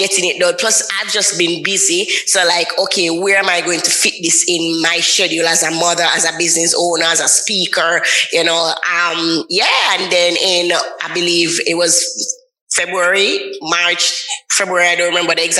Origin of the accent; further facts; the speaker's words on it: Jamaica; I'm from Jamaica. So sometimes the patois come out and the accent come out